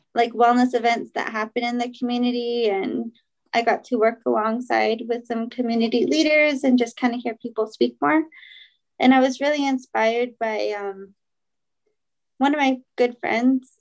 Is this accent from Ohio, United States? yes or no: no; Shiprock, New Mexico, United States; also born or lived in Kirtland, New Mexico / Sanostee, New Mexico; I am from Shiprock. I grew up there, but was um, I went to school from fourth grade to my senior year in Kirtland